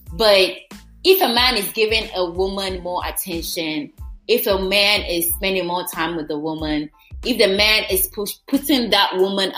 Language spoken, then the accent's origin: English; Ghana; I'm Ghanaian